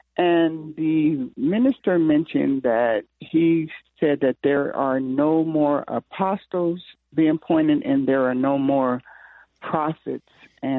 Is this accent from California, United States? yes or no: yes; San Diego, California, United States; now in Henderson, United States; I am in Henderson. I'm from San Diego